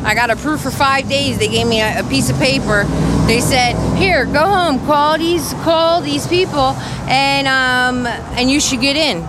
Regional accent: New Jersey, United States; now in Philadelphia, United States; I'm from Jersey, and I've been here since like 2008. I graduated in 2007. I came to Kensington.

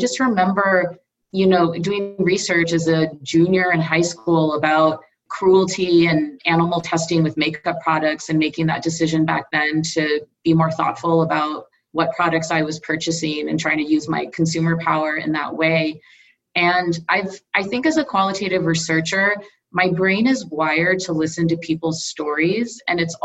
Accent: Southern California, United States; moved away as an adult; also born or lived in India / Midwest / East Coast; my family moved to Southern California, and I was there through my formative years, so all the way through college

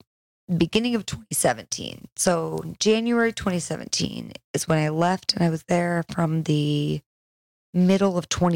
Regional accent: Pine Valley, California, United States; moved away; Actually, the town I am from is called Pine Valley. And there are about 1,000 people there.

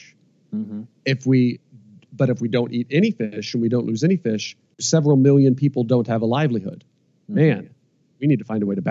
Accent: Iowa, United States; moved away as an adult; also born or lived in North Carolina; I was born and raised in Iowa.

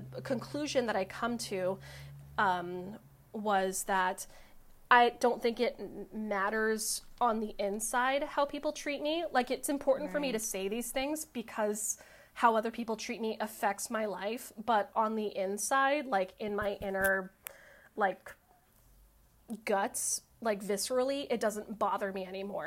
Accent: Los Angeles, California, United States; I grew up in Los Angeles. I went to Verdugo Hills High School

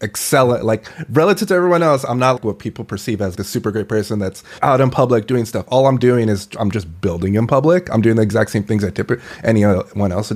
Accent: San Diego, California, United States; In this case, it was UCSD, which I'm from San Diego.

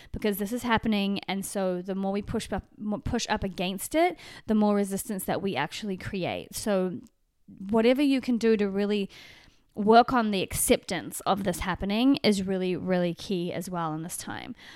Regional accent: New Zealand; now in Los Angeles, United States; back into New Zealand, which is my home country from Los Angeles, which is my, kind of my current home.

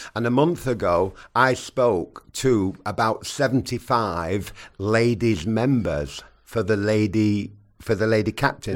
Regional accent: England, United Kingdom; I'm English

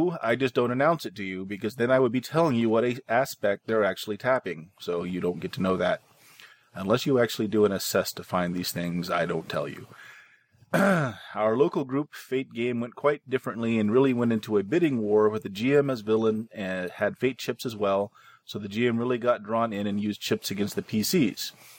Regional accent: Louisville, Kentucky, United States; I grew up in Louisville and actually visited quite a bit of the old teletype office Edison worked

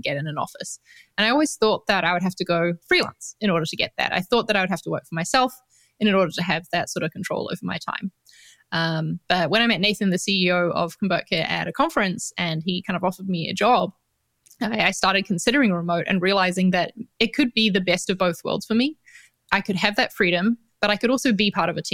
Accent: New Zealand; accent: New Zealand; moved away as an adult; also born or lived in London; now in Valencia, Spain; I'm from New Zealand. So that's the accent that you're hearing in case anyone's wondering

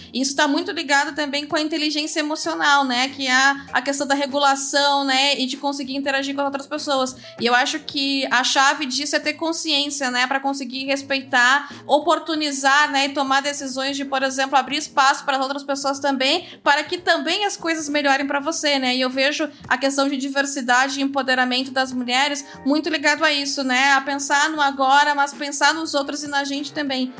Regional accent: interior of Rio Grande do Sul, Brazil; cidades do interior, que é de onde eu venho lá do Grande do Sul

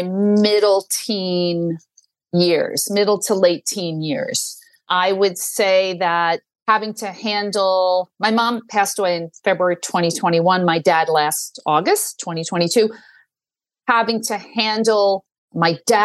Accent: New York City, New York, United States; I grew up in Staten Island. I went to, you know, public schools, K to 12, very happily.

